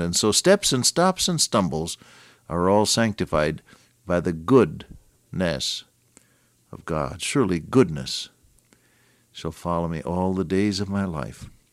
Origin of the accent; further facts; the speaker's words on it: Santa Clara, California, United States; I was born in Santa Clara, California